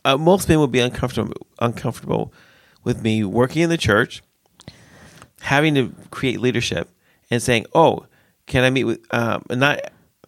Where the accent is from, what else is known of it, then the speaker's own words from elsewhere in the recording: United States; now in Sweden; I'm also American